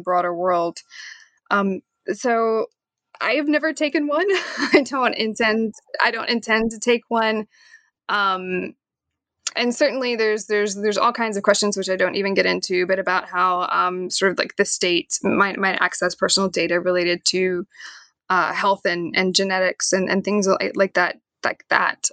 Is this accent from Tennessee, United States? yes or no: yes; Knoxville, Tennessee, United States; moved away as an adult; now in Staunton, United States; I am from Knoxville, Tennessee